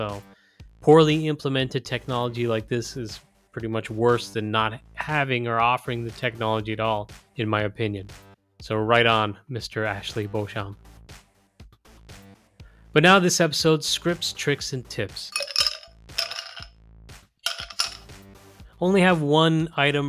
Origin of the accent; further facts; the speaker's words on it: Ireland; My home country of Ireland